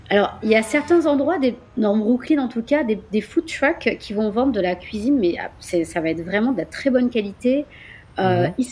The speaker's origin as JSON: {"language": "French", "country": "France", "accent": "French", "said": "mon accent français. Donc, euh, bon, il s'est amélioré, hein, attention."}